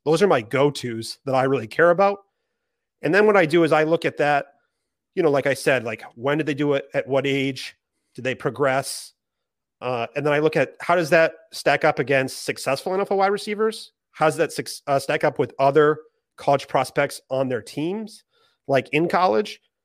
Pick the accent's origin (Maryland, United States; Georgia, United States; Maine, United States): Maine, United States; I'm from Maine